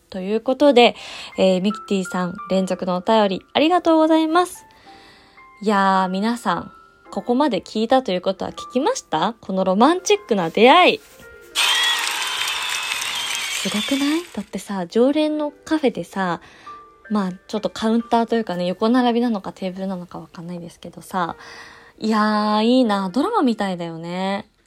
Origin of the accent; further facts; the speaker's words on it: Japan; 実家がね、えー、総武線 沿線でして